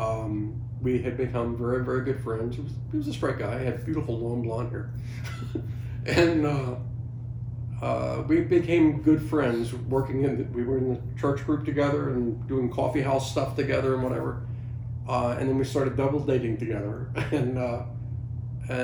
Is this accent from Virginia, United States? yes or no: yes; Norfolk, Virginia, United States; I grew up in Norfolk